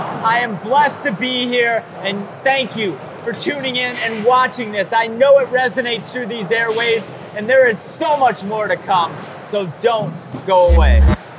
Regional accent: Midwest, United States; Growing up in the Midwest, for me, I lived through magazines and videos for a very long time.

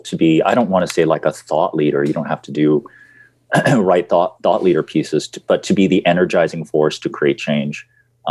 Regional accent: United States; moved away as an adult; I'm an American

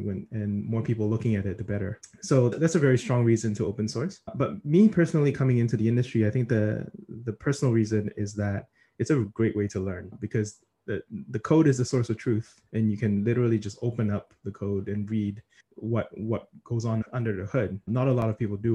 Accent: Singapore; now in New York, United States; I'm originally from Singapore, mostly work in New York

